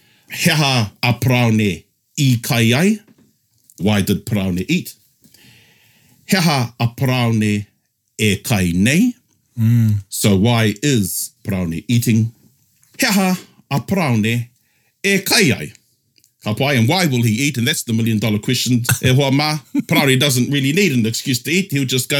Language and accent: English; Tokoroa, Waikato, New Zealand; Growing up in Tokoroa, the 16th island of the Cook Islands